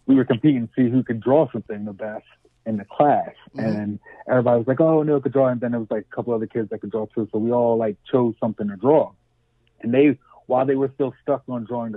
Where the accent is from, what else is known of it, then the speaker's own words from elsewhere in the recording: Camden, New Jersey, United States; moved away as an adult; also born or lived in Spanish Town, Jamaica / Syracuse, New York; I'm from Canton. I don't know if you're familiar with like the dynamics of Canton, but it's pretty much, you know, really urban, all, you know, all Black and Hispanic kids